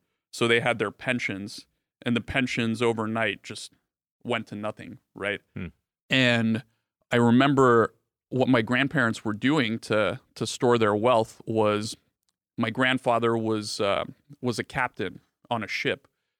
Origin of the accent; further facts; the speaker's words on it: Bulgaria; born there; So I was born in Bulgaria, mm-hmm. as you guys might know. It's a small country in Eastern Europe.